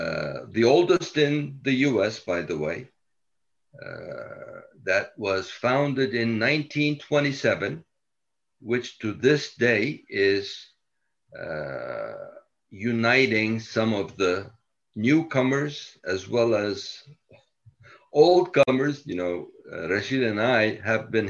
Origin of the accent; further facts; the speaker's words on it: Ankara, Turkey; moved away as an adult; also born or lived in China / New York City; now in New York, United States; I grew up in Ankara. Upon graduating from high school there, came to New York